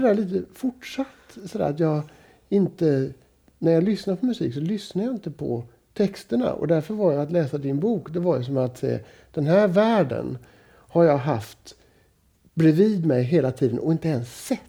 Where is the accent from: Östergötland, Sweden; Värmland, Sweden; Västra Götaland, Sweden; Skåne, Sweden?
Västra Götaland, Sweden; Gothenburg; i förort till Göteborg där jag växte upp